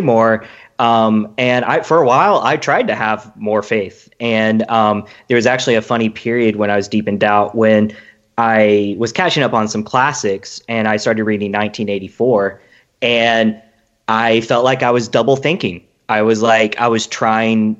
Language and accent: English; Atlanta, Georgia, United States; I'm from Atlanta